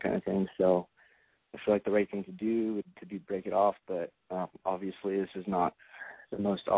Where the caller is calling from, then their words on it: Southern California, United States; I'm 28, and I'm calling from Southern California.